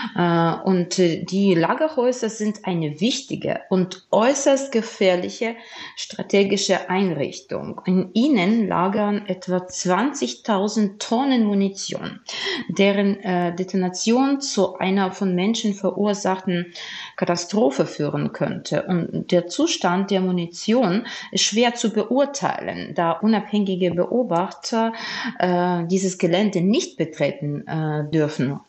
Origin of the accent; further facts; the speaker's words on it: Odesa, Odesa Oblast, Ukraine; meiner Heimatstadt äh, von Odessa